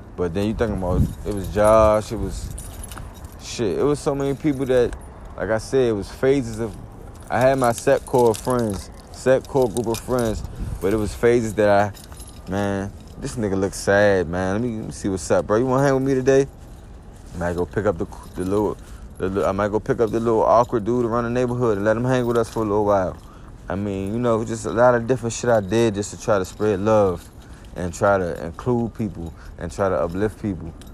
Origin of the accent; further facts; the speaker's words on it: East Coast, United States; So I grew up on the East Coast